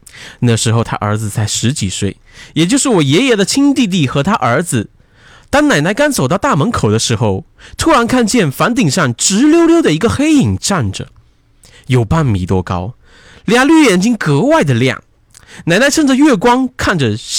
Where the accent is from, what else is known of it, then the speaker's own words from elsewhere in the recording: Tai'an County, Liaoning, China; 我的老家是在东北的台安县。这个故事发生的时候，我爸才三岁。因为家里是农村，房子都是那种泥或者稻草做的